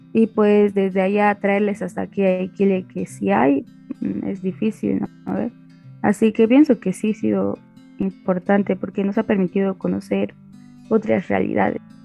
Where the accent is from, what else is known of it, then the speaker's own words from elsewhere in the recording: Aiquile, Cochabamba, Bolivia; soy del municipio de Iquile de Cochabamba